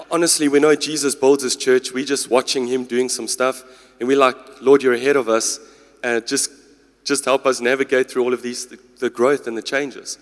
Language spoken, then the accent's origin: English; Durban, KwaZulu-Natal, South Africa; moved away; also born or lived in Klerksdorp / Potchefstroom; I'm originally from Durban, so it's my home